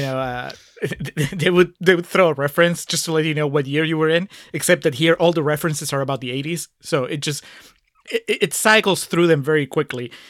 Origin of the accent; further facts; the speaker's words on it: Peru; moved away; I grew up in Peru